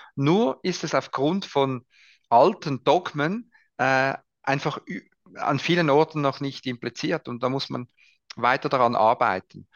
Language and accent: German; Switzerland; bei uns in der Schweiz